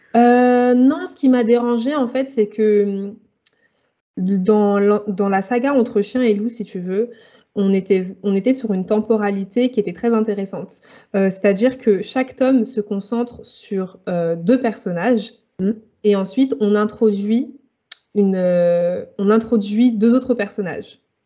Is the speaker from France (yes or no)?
yes; Île-de-France, France; Alors, j'ai grandi en Île-de-France, donc j'ai un peu vivoté entre la très très proche banlieue et Paris.